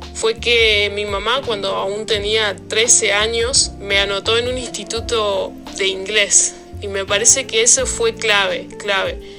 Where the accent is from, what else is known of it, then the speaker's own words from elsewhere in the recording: Argentina; moved away as an adult; now in Papua New Guinea; somos cuatro argentinos los que estamos acá